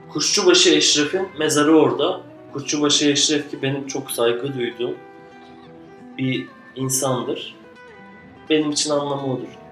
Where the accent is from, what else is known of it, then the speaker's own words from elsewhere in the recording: Adana, Turkey; Adana. Doğduğum şehir.